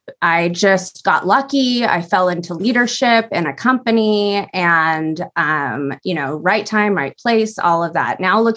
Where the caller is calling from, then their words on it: Newbury Park, California, United States; I'm in Southern California right now. I am in a little town called Newbury Park.